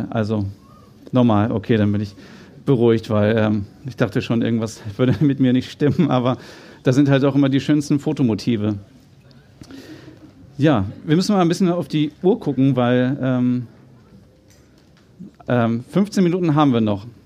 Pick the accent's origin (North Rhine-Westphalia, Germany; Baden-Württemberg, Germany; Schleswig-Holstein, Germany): Schleswig-Holstein, Germany; Kaltenkirchen; born there; also born or lived in Hannover; Ich bin ja selber äh, Norddeutscher, ich bin in Kaltenkirchen geboren, das wissen wahrscheinlich auch nur die wenigsten, äh, und dann nach Hannover gezogen.